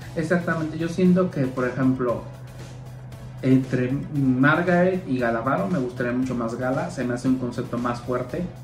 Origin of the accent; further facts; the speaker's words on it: Mexico; como mexicanos